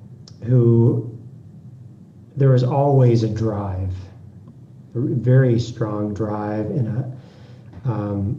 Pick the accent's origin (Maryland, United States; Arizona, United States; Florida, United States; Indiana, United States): Arizona, United States; Scottsdale; I grew up in just outside Phoenix, Arizona, in Scottsdale